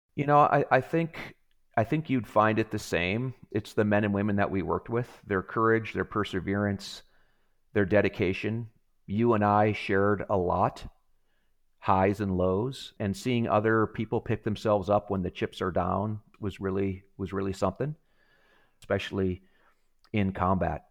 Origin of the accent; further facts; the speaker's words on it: Wisconsin, United States; moved away as an adult; now in Pacific Northwest, United States; I grew up in Wisconsin